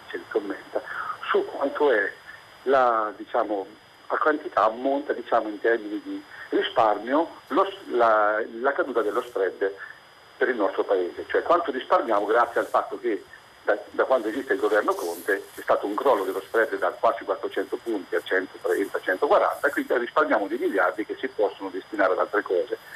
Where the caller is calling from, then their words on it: Civitanova Marche, Marche, Italy; io siamo dalle Marche, sì. da provincia di Civitanova, Marche.